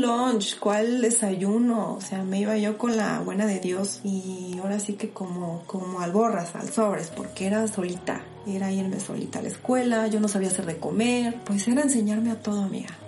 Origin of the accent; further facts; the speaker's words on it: Puebla, Mexico; Nací aquí en la ciudad de Puebla, en, pues en Colonia Exacta y en el centro. Y pues la verdad fue pues algo así como que medio complicada mi, mi niñez